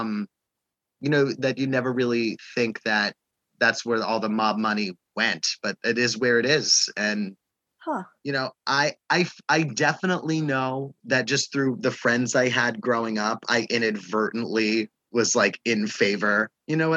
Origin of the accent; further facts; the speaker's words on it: New York City, New York, United States; moved away as an adult; now in Los Angeles, United States; I was raised on Staten Island, lived there all my life